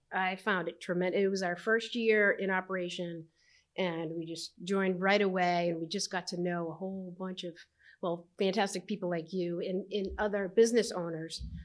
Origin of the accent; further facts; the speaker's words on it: Medford, Massachusetts, United States; moved away as an adult; also born or lived in New Jersey; now in Mashpee, United States; I grew up in Medford and I, and I went to Medford High